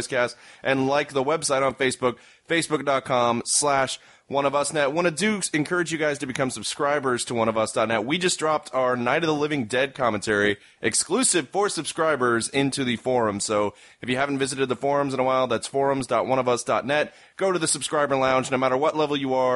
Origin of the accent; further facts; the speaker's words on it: Indiana, United States; now in Austin, United States; I'm from Indiana, where I'm used to cold winters